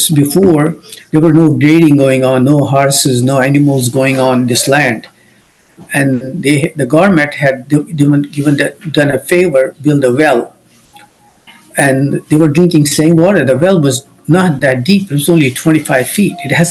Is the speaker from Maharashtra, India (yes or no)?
no; Jammu and Kashmir, India; moved away as an adult; now in United States; I grew up in Kashmir, north of India. And I came to US in 1982